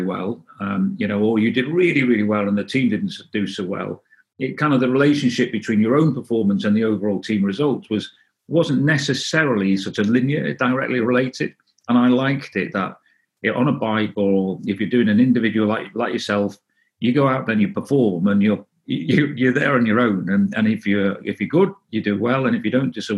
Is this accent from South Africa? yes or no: no; North Wales, United Kingdom; first language Welsh; English is a second language; moved away; also born or lived in Derby; we moved, when I was 1 year old, we moved as a family to North Wales, and I started nursery there at two, and it was very Welsh-speaking. And so I grew up in as with Welsh as my first language until I was, until I moved away.